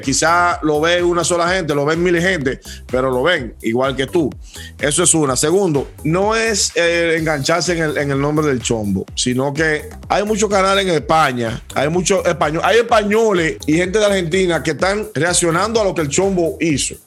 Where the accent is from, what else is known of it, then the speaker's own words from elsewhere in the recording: Dominican Republic; somos dominicanos